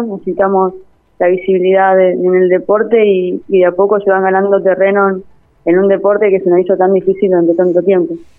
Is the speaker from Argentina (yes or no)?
yes; San Jorge, Santa Fe, Argentina; moved away as an adult; now in Santa Fe, Argentina; Yo soy de San Jorge, jugaba en un club allá